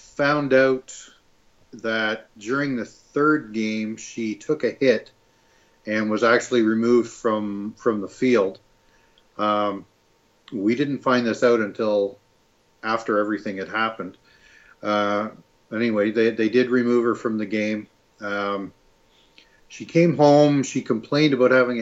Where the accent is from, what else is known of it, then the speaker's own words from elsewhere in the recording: Ottawa, Ontario, Canada; I'm a father from Ottawa, Ontario